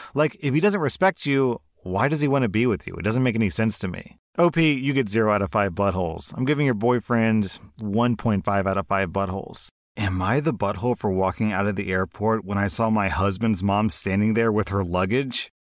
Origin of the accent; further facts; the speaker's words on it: United States; I'm an American